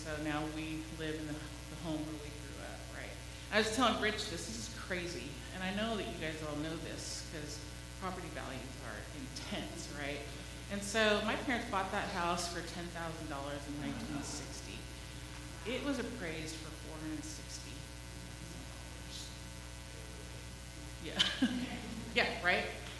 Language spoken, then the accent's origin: English; White Center, Washington, United States; When I was growing up in White Center, it was predominantly white, a blue-collar neighborhood.